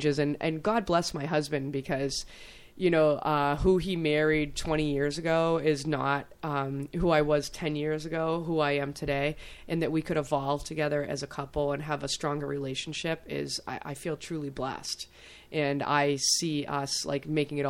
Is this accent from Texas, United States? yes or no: no; Hudson, New Hampshire, United States; growing up in Hudson with the nicest prejudiced father